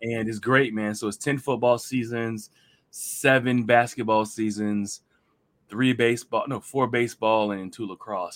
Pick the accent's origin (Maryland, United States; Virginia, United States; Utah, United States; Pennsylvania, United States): Virginia, United States; Hampton Roads; I'm one of the few people who are originally from Hampton Roads